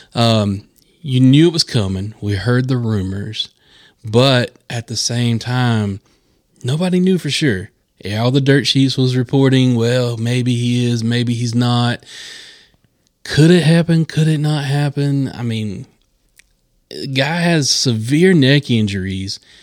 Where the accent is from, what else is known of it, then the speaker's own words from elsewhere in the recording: Charlotte area, North Carolina, United States; I grew up in this area. We are broadcasting from Gastonia, North Carolina, in the Charlotte area here